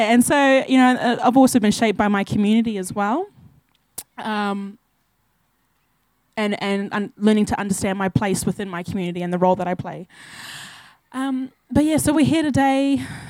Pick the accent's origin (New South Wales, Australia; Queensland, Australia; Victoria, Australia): Queensland, Australia; Townsville; moved away as an adult; also born or lived in Burdekin region, Queensland / Ayr / Home Hill, Queensland; now in Sydney, Australia; I grew up in Townsville.